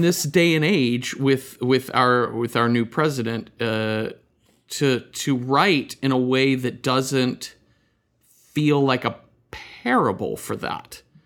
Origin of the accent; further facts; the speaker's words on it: near Dallas, Texas, United States; I grew up near Dallas